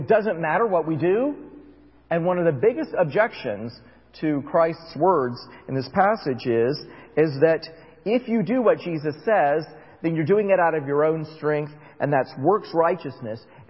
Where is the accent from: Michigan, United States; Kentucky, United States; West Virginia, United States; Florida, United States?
Florida, United States; I grew up in Florida